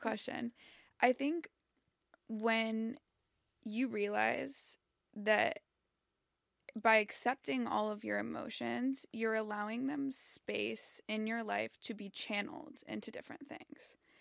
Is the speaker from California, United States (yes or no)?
yes; Southern California, United States; I grew up in Southern California.